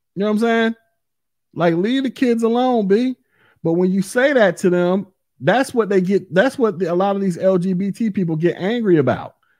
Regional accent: Florida, United States; I'm from Florida, born here, live here, and will die here

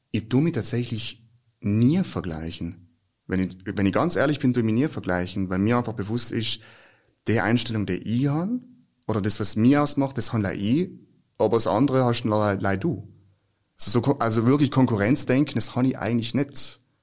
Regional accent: South Tyrol, Trentino-Alto Adige, Italy; also born or lived in Germany; bei uns in Südtirol

